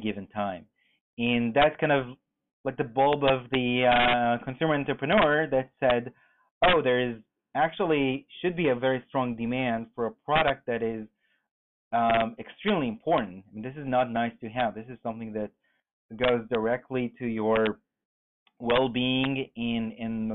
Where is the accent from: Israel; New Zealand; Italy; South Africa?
Israel; moved away as an adult; Born and raised in Israel, moved here almost 10 years ago with my third company